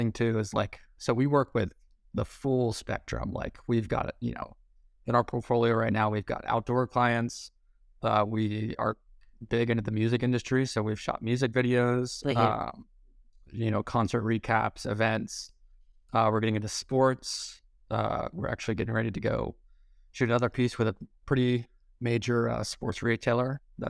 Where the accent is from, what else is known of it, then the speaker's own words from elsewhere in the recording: Ohio, United States; Because growing up in Central Ohio, it's like, obviously there's a huge population of hunters around me